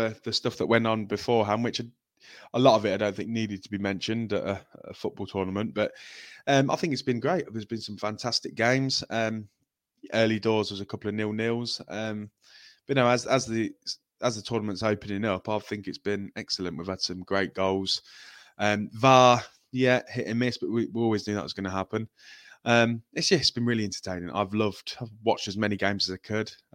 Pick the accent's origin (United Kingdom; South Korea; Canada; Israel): United Kingdom; England; I'm English and we know what it's like being an England fan